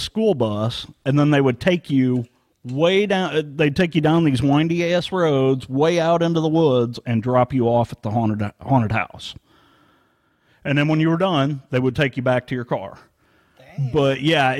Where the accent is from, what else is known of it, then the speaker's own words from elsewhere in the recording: St. Charles, Missouri, United States; I grew up in St. Charles, Missouri